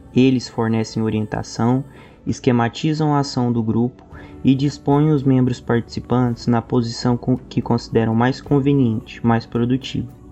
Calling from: Goiânia, Goiás, Brazil; eu falo de Goiânia

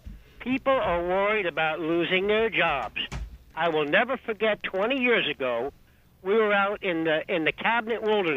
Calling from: New Jersey, United States; Hey, good afternoon, folks. … from New Jersey. How are you?

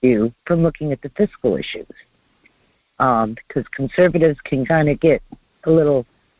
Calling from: North Pole, Alaska, United States; in North Pole.

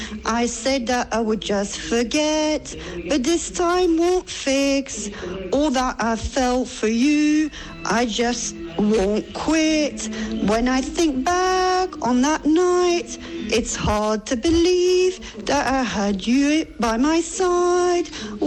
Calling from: Valbonne, Provence-Alpes-Côte d'Azur, France; I'm from Valbonne.

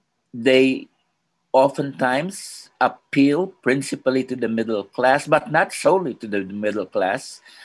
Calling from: Philippines; I'm joining you from the Philippines, and I'm seem to be dropping off occasionally.

